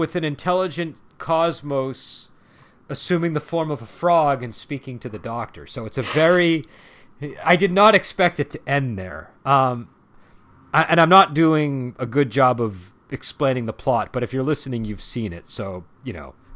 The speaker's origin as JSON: {"language": "English", "country": "United States", "said": "As an American"}